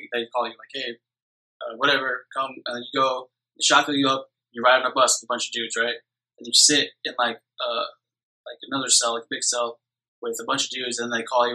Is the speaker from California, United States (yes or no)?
yes; Orange County, California, United States; Orange County.